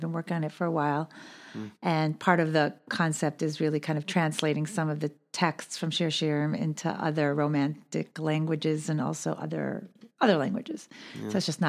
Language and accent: English; New York City, New York, United States; I grew up in Borough Park.